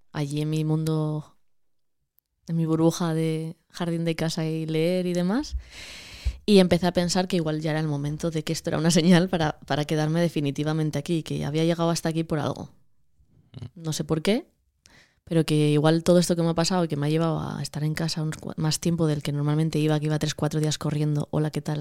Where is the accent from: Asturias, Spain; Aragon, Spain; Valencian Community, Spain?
Asturias, Spain; Cabrales; moved away as an adult; also born or lived in Madrid; soy de Cabrales